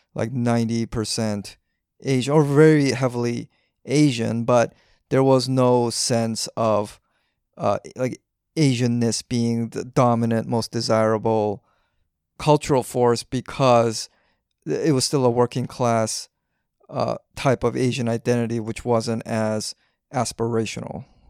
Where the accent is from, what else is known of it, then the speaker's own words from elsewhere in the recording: Vancouver, British Columbia, Canada; I grew up in Vancouver